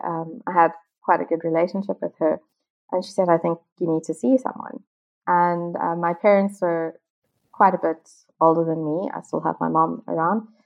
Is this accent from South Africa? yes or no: yes; South Africa; moved away; I'm originally from South Africa